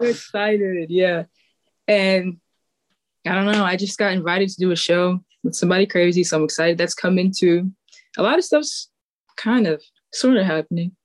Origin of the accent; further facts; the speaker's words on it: New York City, New York, United States; growing up in Staten Island